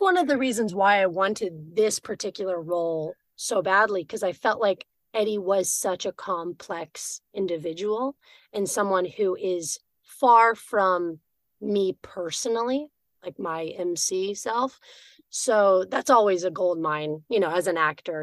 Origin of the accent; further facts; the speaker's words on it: Austin, Texas, United States; I'm from Austin, Texas, originally